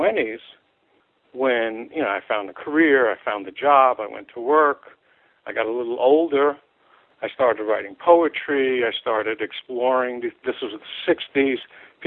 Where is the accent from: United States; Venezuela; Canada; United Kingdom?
United States; New York City, New York; I grew up in New York City in Manhattan.